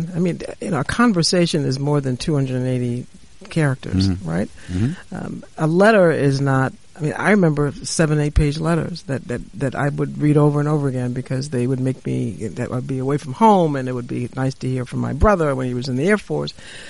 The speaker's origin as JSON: {"language": "English", "town": "New York City", "region": "New York", "country": "United States", "tie": "born or raised there", "said": "I grew up in the South Bronx, and my world was the South Bronx"}